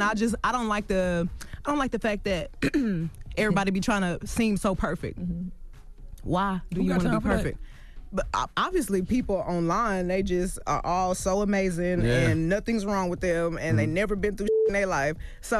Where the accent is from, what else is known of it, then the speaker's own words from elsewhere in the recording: Houston, Texas, United States; I mean, you know, you from I'm from Houston.